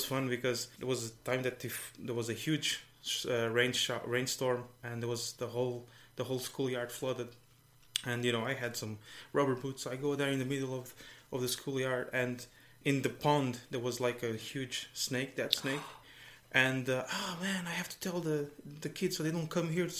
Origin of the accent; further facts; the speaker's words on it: Algarve, Portugal; moved away as an adult; also born or lived in Brazil; now in Ireland; I was born in Brazil. My parents are Portuguese, and I moved to Portugal when I was 3.